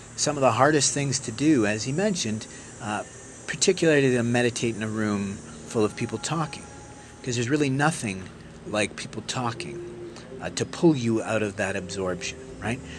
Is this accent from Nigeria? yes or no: no; Canada; being Canadian